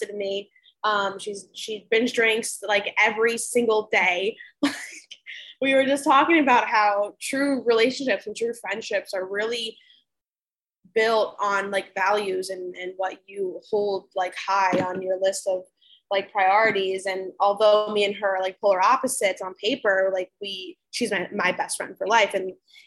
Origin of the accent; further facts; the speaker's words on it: New Jersey, United States; I am from Central Jersey